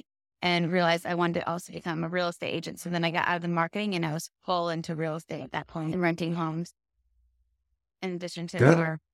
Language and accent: English; Vermont, United States; moved away as an adult; now in Fort Lauderdale, United States; I was born and raised in Vermont, but I now live in Fort Lauderdale, Florida. Been here since 2006.